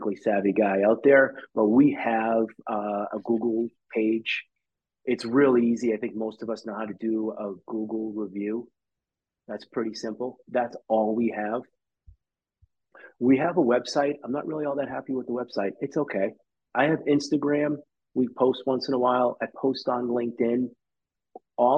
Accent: Quincy, Massachusetts, United States; I'm from Quincy. My office is in Quincy.

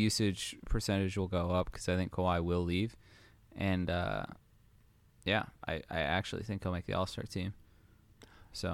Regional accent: Detroit, Michigan, United States; I'm from Detroit, so I kinda got spoiled there in the early two thousands

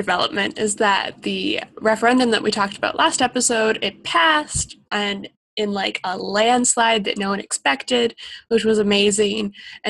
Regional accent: Australia; I love lighthouses. I'm from Australia.

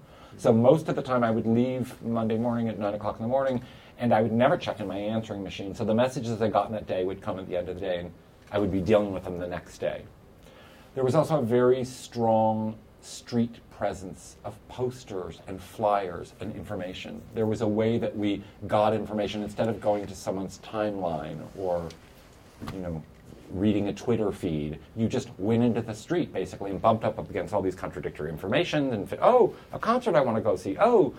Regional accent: New York, United States; as a New Yorker, I could speak about HIV in New York

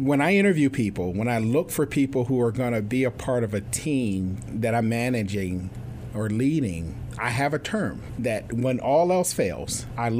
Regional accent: California, United States; Well, I came from California.

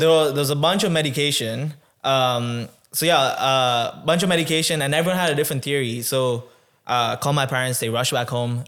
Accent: Tanzania; now in Canada; I was born in Tanzania. So, I was born and raised in Tanzania twenty-one years ago.

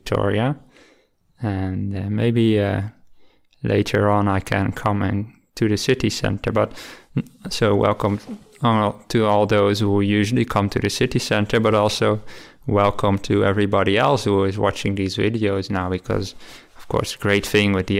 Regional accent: Rotterdam, South Holland, Netherlands; moved away as an adult; also born or lived in Delft; now in Australia; I'm from the Netherlands, where I was born near the city of Rotterdam, and I lived there my whole youth.

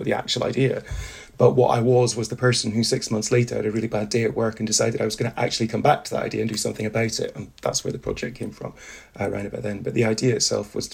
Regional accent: Highlands of Scotland, United Kingdom; So I grew up in the Highlands of Scotland in the 80s and 90s

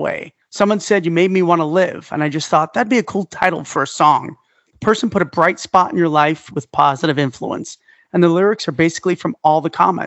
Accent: New York City, New York, United States; moved away; I'm from Staten Island

